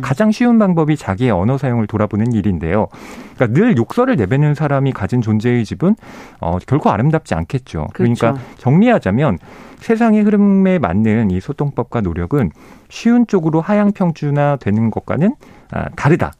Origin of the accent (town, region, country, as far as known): South Korea